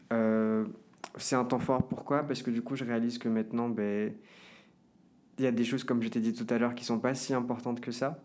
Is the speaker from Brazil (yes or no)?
yes; Brazil; now in Paris, France; de là d'où je viens, du Brésil